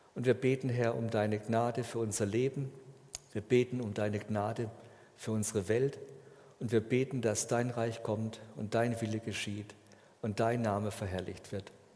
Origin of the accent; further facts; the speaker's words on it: Germany; bei uns in Deutschland